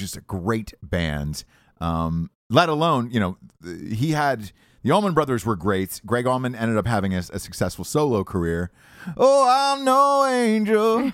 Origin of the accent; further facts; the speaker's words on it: Georgia, United States; as a kid growing up in Georgia my whole life